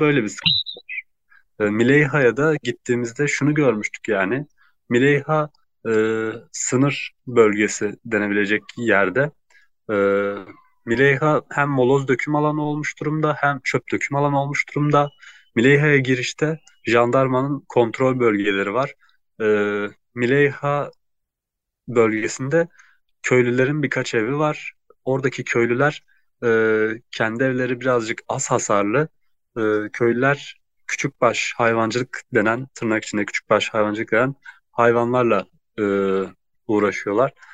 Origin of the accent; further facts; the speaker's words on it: Gaziantep, Turkey; Gaziantep'liyim. Ee, ailem de Gaziantep'te